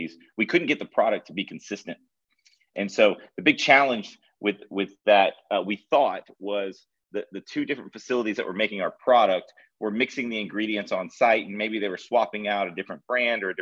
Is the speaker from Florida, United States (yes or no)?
yes; Florida, United States; also born or lived in Charleston, South Carolina, United States; now in Nashville, United States; I grew up in Florida